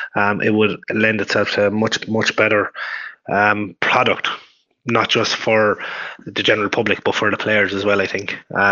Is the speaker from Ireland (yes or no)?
yes; Offaly, Leinster, Ireland; You know, I'm from Offaly.